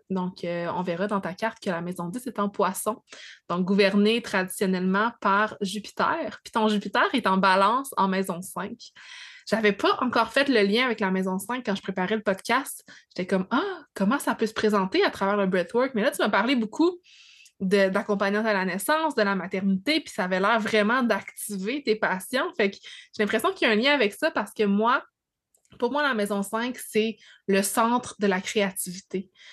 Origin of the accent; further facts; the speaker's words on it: Abitibi, Quebec, Canada; moved away; je viens de l'Abitibi, parce que j'ai un accent